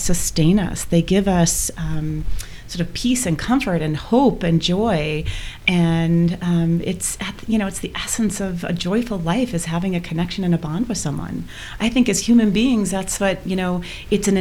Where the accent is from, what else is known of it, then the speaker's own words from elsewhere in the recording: Michigan, United States; now in Boulder, United States; We both grew up in Michigan